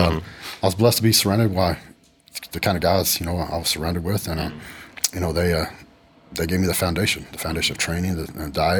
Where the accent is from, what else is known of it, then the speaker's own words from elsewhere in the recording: West Texas, United States; I grew up in the country, man. I grew up in West Texas on a cattle ranch. Our closest neighbor was probably 8 miles away.